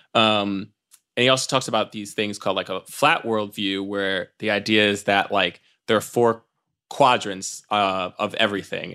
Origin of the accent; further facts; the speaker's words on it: New York City, New York, United States; I grew up in Times Square Church, uh, in, in the heart of, uh, Times Square in New York City